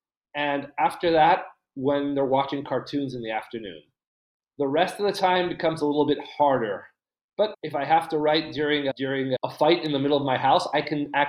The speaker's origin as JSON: {"language": "English", "region": "Buenos Aires", "country": "Argentina", "said": "I'm from Buenos Aires. I'm currently in Buenos Aires. I live in Buenos Aires."}